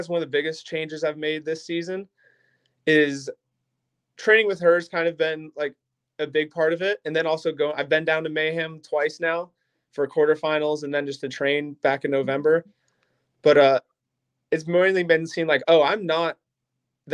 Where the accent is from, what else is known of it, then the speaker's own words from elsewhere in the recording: Akron, Ohio, United States; now in Stow, United States; I live in Stowe now. I'm originally from Akron